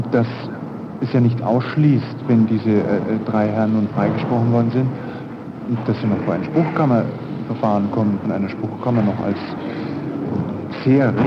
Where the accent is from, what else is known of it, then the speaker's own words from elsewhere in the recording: Germany; wir als Deutsche